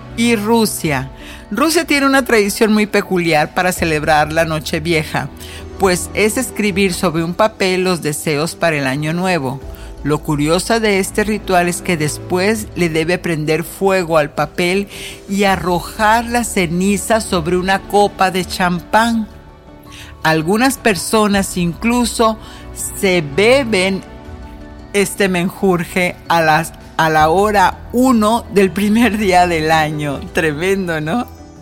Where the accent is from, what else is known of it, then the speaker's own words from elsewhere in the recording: northern Mexico, Mexico; now in United States; yo que soy del norte de México